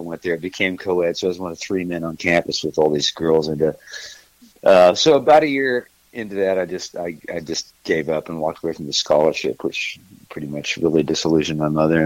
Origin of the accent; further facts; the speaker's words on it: Missouri, United States; moved away as an adult; also born or lived in California / Texas; now in Nashville, United States; originally I'm from Missouri